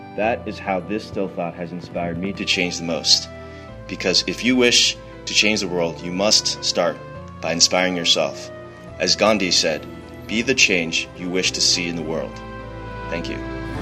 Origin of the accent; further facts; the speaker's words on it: New York, United States; I'm from New York